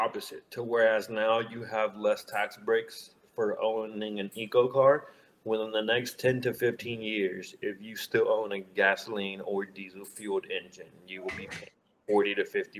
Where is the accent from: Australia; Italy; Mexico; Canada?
Mexico; moved away; I was born and raised in Mexico